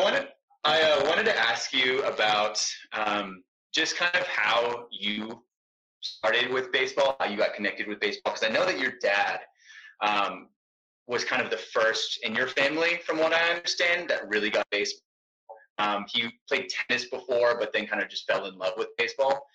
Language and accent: English; Texas, United States; I'm from Texas, so football is massive in Texas.